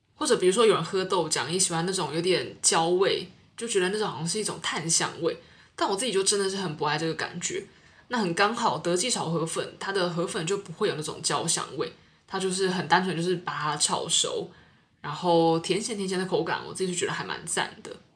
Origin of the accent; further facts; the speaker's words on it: Taiwan; moved away as an adult; now in Singapore; 我是台湾人，然后来到新加坡工作